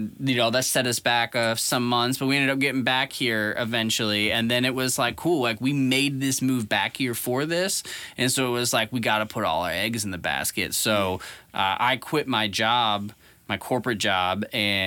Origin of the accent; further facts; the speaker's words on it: St. Charles, Missouri, United States; moved away as an adult; also born or lived in Seattle, Washington; I'm from St. Charles